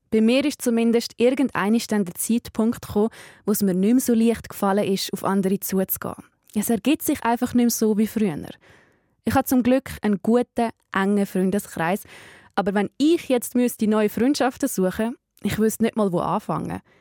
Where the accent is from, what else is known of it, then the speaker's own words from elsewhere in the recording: Brugg, Aargau, Switzerland; Ich bin in meinem Geburtsort Bruck, am Jugendfest.